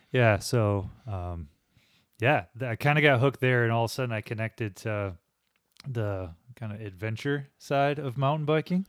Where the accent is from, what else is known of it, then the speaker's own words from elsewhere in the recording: Holland, Michigan, United States; I'm from Holland, and so I go to Riley Trails a lot in Holland